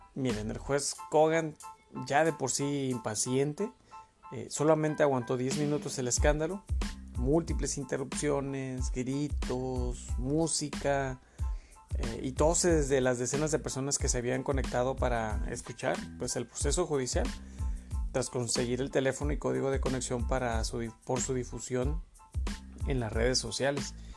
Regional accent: Mexico; nosotros como mexicanos

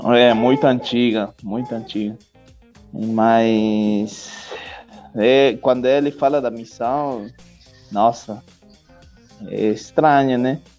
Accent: Argentina; Portuguese is a second language; moved away; Da Argentina

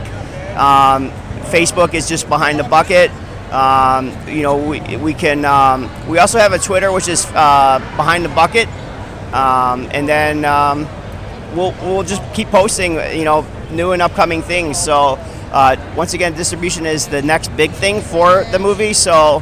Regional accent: Chicago, Illinois, United States; I'm from Chicago

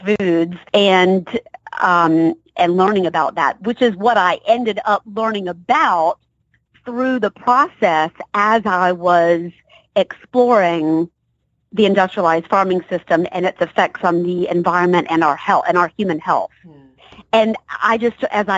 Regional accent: Savannah, Georgia, United States; also born or lived in Baltimore, Maryland; now in Atlanta, United States; I'm from Georgia. I grew up in Savannah, and I've been in and out of Atlanta. So I'm back home

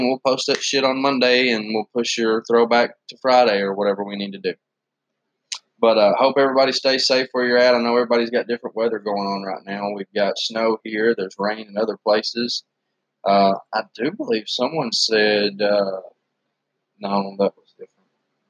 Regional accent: Blackpool, North West England, United Kingdom; moved away; The UK was just, it was horrible where I was from Blackpool. It rained all the time.

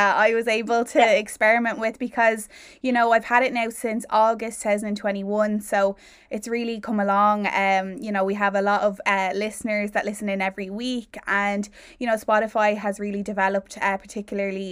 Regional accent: Dublin, Leinster, Ireland; I'm a Dub myself

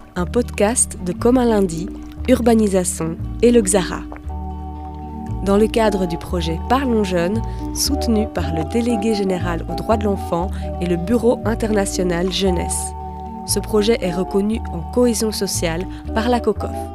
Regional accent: Brussels, Brussels-Capital Region, Belgium; chez nous en Belgique, enfin Bruxelles plus particulièrement

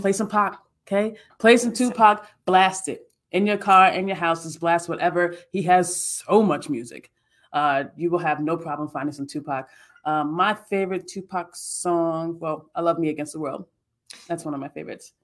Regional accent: New York, United States; I'm a New Yorker at heart. I'm from New York.

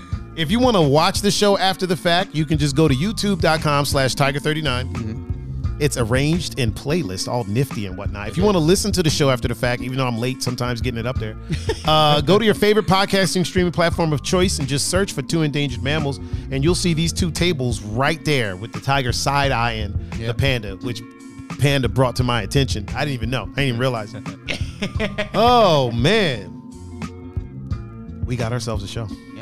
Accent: Bay Village, Ohio, United States; born there; Like, I was born in Bay Village.

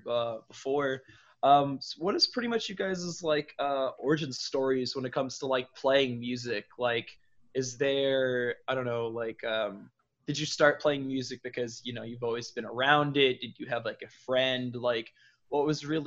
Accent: Virginia, United States; now in Florida, United States; I grew up in Virginia

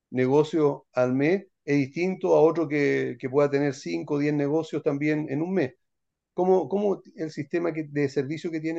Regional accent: Santiago, Santiago Metropolitan Region, Chile; ¿podría suceder que la propiedad que yo quiera vender esté en Antofagasta yo soy de Santiago y el comprador es de Temuco

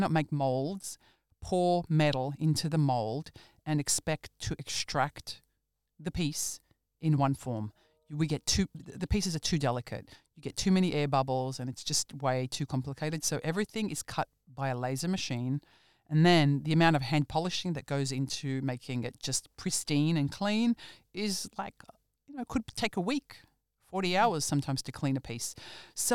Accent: Australia; growing up in Australia

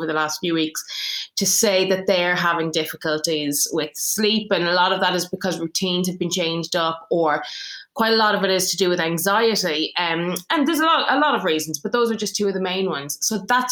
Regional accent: Ireland; now in England; I'm Irish, but I live in England

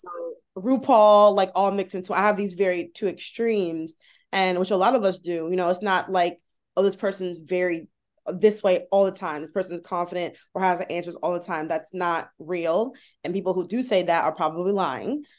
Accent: United States; I'm an American

